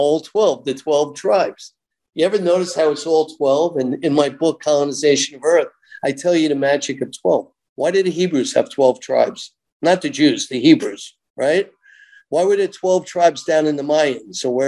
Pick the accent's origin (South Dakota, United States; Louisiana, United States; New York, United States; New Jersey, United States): New York, United States; I'm growing up in New York, conservative New York